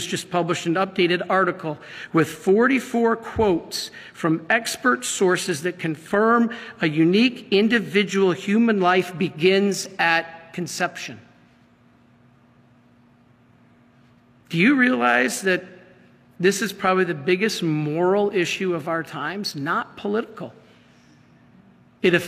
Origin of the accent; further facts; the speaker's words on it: Michigan, United States; I'm from Michigan